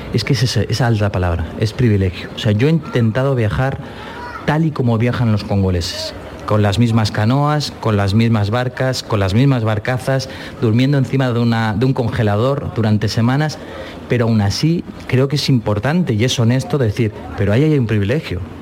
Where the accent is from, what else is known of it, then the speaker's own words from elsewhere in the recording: Barcelona, Catalonia, Spain; yo de Barcelona